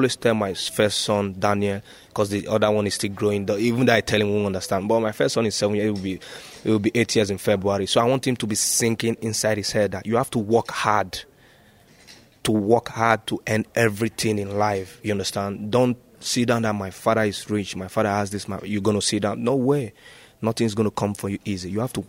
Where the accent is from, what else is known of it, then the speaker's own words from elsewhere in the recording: Nigeria; moved away as an adult; now in China; I was born and brought up in Nigeria.